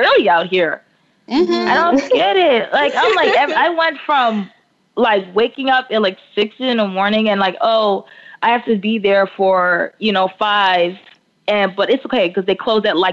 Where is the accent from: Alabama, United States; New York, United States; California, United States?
New York, United States; now in Los Angeles, United States; I'm from New York. I will always say that I'm from New York